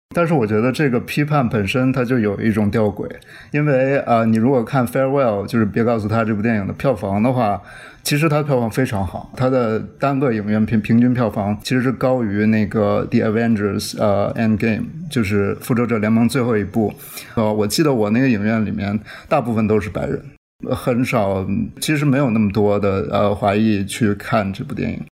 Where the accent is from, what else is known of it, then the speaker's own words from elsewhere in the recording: Changchun, Jilin, China; moved away; 他是长春人，我也是长春人，呃，就是吉林省的省会